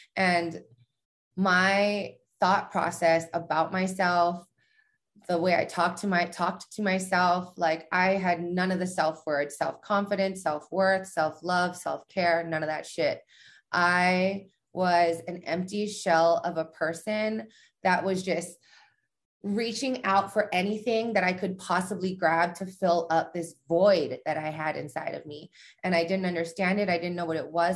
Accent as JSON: {"language": "English", "region": "Hawaii", "country": "United States", "moved": "yes", "lives_now": "Las Vegas, United States", "said": "I'm from Hawaii. Um, I live in Vegas now."}